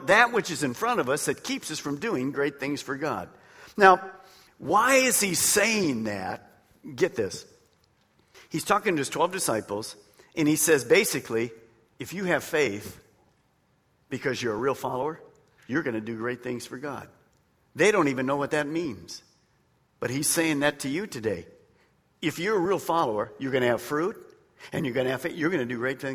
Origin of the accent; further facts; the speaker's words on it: Detroit, Michigan, United States; I was raised in Detroit